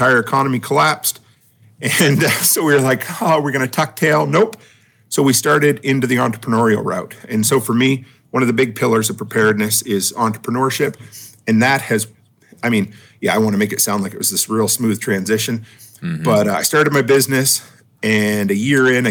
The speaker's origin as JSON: {"language": "English", "region": "Nova Scotia", "country": "Canada", "tie": "born or raised there", "said": "I grew up on the East Coast, Nova Scotia"}